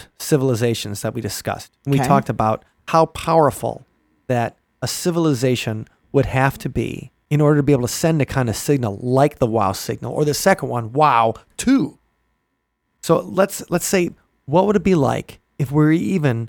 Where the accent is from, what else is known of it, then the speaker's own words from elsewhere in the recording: Midwest, United States; you grew up in the Midwest